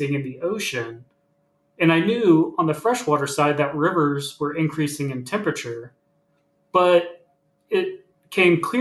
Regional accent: Virginia Beach, Virginia, United States; also born or lived in Richmond, Virginia; I grew up in Virginia Beach, Virginia, along the coast of Virginia

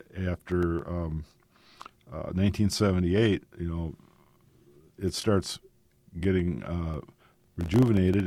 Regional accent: Sisseton, South Dakota, United States; moved away; I'm originally from Sisseton

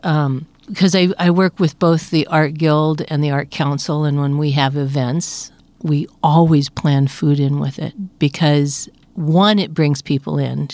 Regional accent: Oregon, United States; moved away; I grew up in Oregon

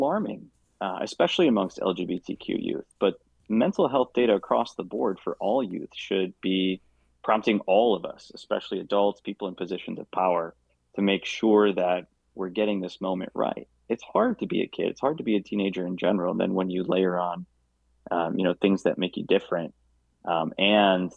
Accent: Traverse City, Michigan, United States; moved away as an adult; I love seeing my hometown progress

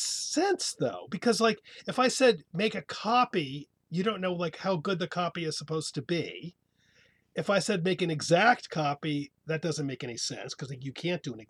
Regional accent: Hoboken, New Jersey, United States; we were born and bred and born and raised in Hoboken

